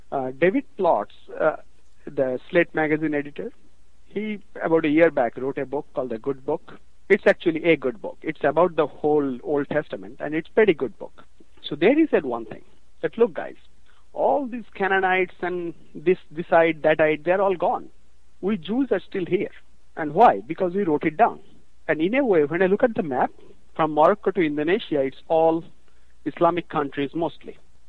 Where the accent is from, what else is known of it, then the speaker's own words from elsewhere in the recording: India; moved away as an adult; now in United States; I'm from India, but I'll talk a lot about India, but I make a very conscious decision that I am American now. I mean, India is, I am of Indian origin, and that's it.